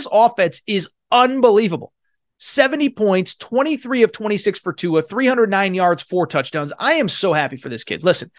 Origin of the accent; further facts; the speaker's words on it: New England, United States; I have no NFL team. I grew up in New England, don't like the Patriots, don't like the Giants, definitely don't like the Jets.